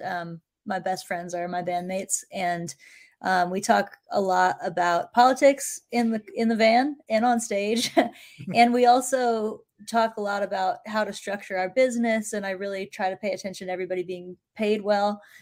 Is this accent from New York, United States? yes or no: no; Appalachia in central Virginia, United States; I was raised in Appalachia in central Virginia.